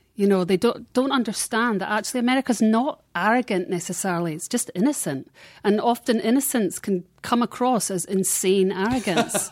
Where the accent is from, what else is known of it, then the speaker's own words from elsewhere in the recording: Scotland, United Kingdom; now in Los Angeles, United States; in Scotland, you felt part of the United Kingdom